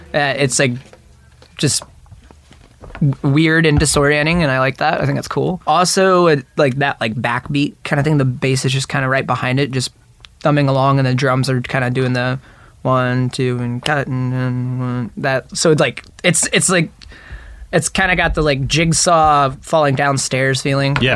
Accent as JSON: {"language": "English", "town": "Dayton", "region": "Ohio", "country": "United States", "tie": "born or raised there", "said": "I grew up in Dayton, Ohio"}